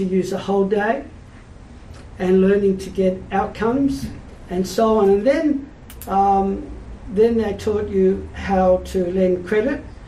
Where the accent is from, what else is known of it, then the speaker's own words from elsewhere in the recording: Sydney, New South Wales, Australia; also born or lived in Melbourne; I was born in Melbourne till I was seven. I lived there, and then my father was transferred to Sydney. And I've lived in Sydney, and I love Sydney, and Sydney will always be home